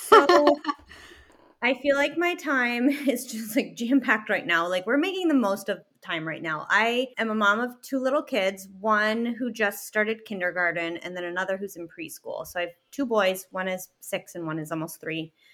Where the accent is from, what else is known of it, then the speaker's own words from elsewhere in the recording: Canada; moved away as an adult; also born or lived in Chicago; now in Michigan, United States; I'm from Canada, I'm Canadian, and started my business while I was still living in Canada